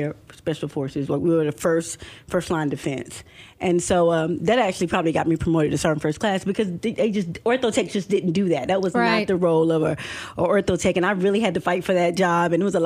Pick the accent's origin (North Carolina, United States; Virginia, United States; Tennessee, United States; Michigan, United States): North Carolina, United States; Fountain; moved away as an adult; also born or lived in Germany; now in Clarksville, United States; I grew up in a little town in North Carolina